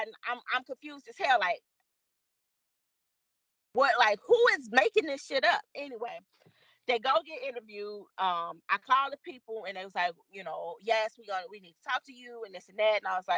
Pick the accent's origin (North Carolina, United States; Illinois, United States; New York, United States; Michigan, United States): Illinois, United States; Chicago; we're both from Chicago together.